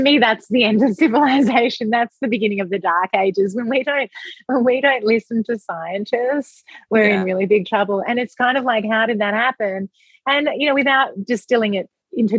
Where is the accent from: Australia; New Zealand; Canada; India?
Australia; Melbourne, Victoria; moved away as an adult; now in Los Angeles, United States; I'm from Melbourne, and I lived there for 34 years